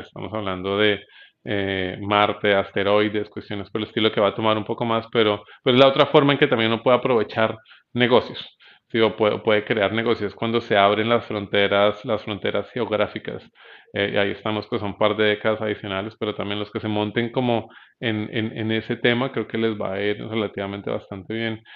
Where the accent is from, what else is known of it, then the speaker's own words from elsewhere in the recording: Bogotá, Colombia; yo soy bogotano